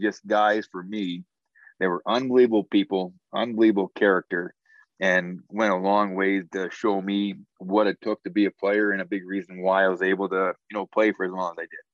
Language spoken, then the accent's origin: English; Spy Hill, Saskatchewan, Canada; growing up in Spy Hill